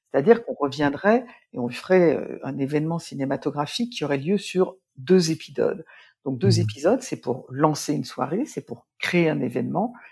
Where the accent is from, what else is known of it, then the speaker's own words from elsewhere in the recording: Nancy, Grand Est, France; born there; je suis née à Nancy, je le souligne souvent, surtout quand je suis à Lille un pour ne pas apparaître comme une Parisienne